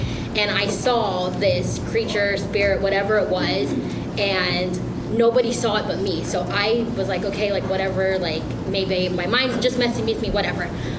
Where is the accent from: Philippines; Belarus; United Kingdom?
Philippines; I'm Filipino, so I have a big...